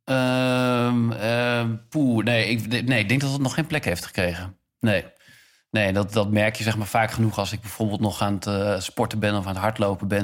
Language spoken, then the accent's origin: Dutch; Enschede, Overijssel, Netherlands; moved away as an adult; also born or lived in Zwolle; now in Amsterdam, Netherlands; ik ben geboren in Zwolle en opgegroeid in Enschede.